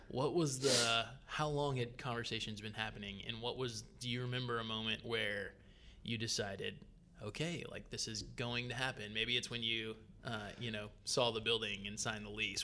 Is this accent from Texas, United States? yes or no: no; Gwinnett County, Georgia, United States; I grew up in Gwinnett County